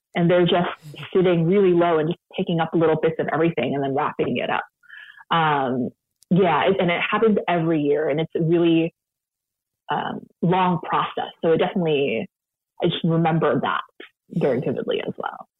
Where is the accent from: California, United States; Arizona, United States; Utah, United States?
California, United States; San Francisco; now in Sacramento, United States; I grew up in San Francisco